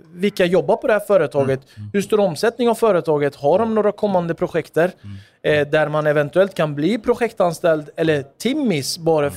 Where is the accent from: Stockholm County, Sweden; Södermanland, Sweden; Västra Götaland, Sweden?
Stockholm County, Sweden; Stockholm; Jag är född och uppvuxen i Tensta